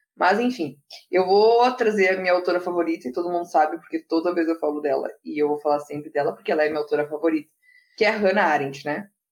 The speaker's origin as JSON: {"language": "Portuguese", "region": "Rio Grande do Sul", "country": "Brazil", "said": "aqui no Rio Grande do Sul, que eu sou gaúcha"}